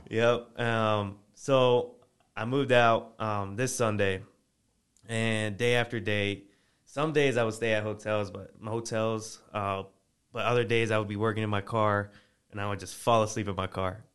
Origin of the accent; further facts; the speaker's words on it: Virginia, United States; moved away; originally, I'm I'm from Virginia